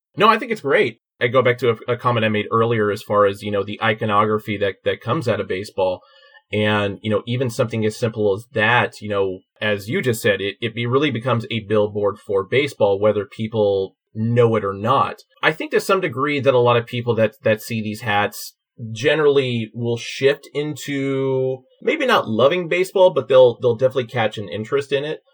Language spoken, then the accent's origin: English; Oakland, California, United States; I'm from Oakland